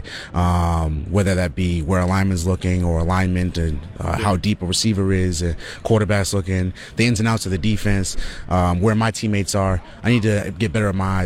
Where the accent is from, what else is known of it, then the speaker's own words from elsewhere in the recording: Canada; being a Canadian